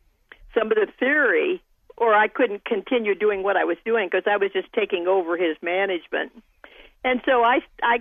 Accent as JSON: {"language": "English", "region": "Kansas", "country": "United States", "tie": "born or raised there", "also_born_or_lived": "Arizona", "moved": "as an adult", "lives_now": "Pittsburgh, United States", "said": "I was born and raised in Kansas"}